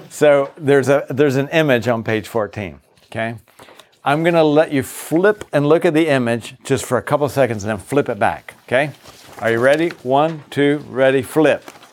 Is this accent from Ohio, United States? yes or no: no; Virginia, United States; moved away; also born or lived in Boston; I grew up in the South. I grew up in Virginia.